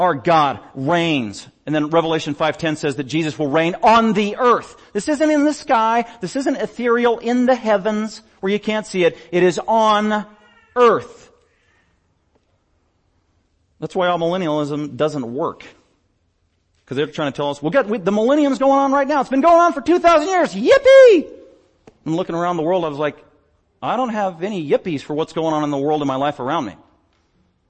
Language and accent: English; United States; I'm an American